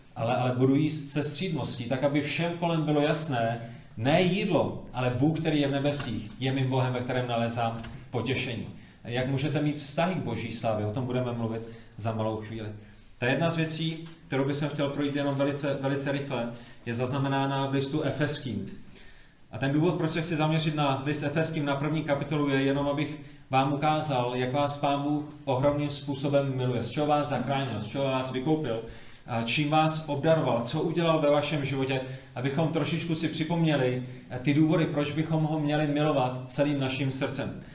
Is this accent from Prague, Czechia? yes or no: yes; Prague, Czechia; moved away; původně jsem z Prahy, z pražského sboru na Vinohradech